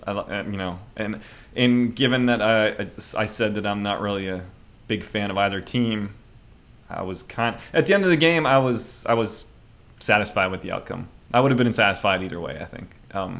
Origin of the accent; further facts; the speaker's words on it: Pittsburgh, Pennsylvania, United States; I grew up in the Pittsburgh area